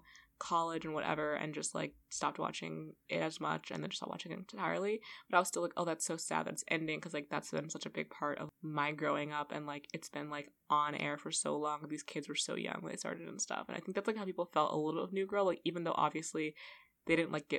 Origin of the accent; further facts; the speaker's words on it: Los Angeles, California, United States; But also, I feel like we're both from Los Angeles. Yeah. Like, we're both have lived in Los Angeles